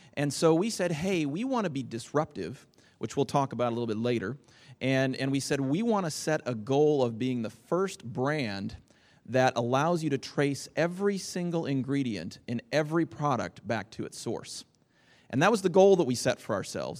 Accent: Lynden, Washington, United States; I hail from Linden, Washington, uh, where my wife and I live.

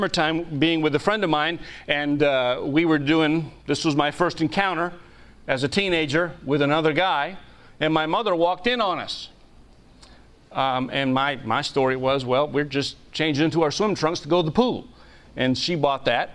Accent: New England, United States; I was raised mostly in New England, very liberal part of the country

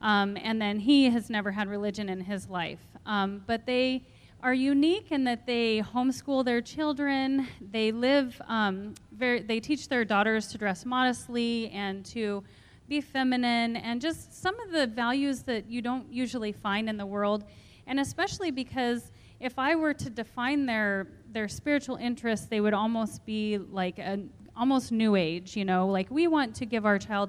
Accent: Hermosa, South Dakota, United States; I'm from Hermosa, South Dakota. My husband and I own and operate a small market garden there.

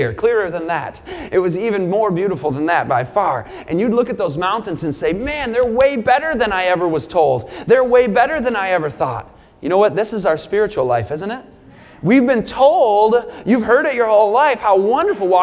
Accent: Michigan, United States; moved away as an adult; also born or lived in Southern California; I grew up in Michigan.

